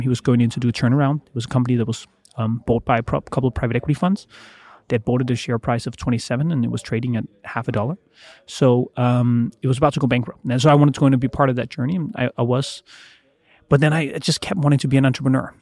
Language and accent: English; Denmark; was born in Denmark